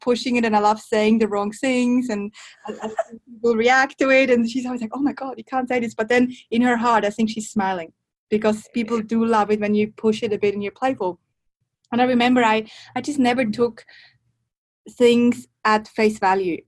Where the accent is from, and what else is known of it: Switzerland